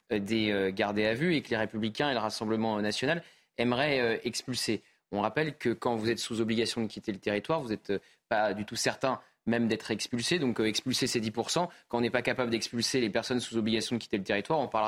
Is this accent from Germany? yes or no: no; Brittany, France; Euh, je suis breton, mais je ne vous relancerai pas sur la une.